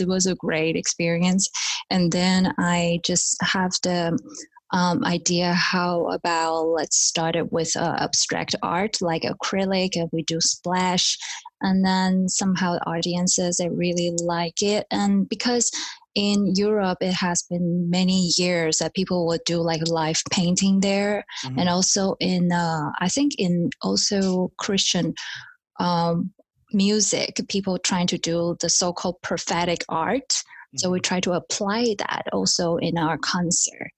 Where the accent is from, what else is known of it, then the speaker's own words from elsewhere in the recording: Taiwan; moved away as an adult; also born or lived in United States / Germany / Japan; I'm born in Taiwan, and um, but when I was about five, six years old, we also went to states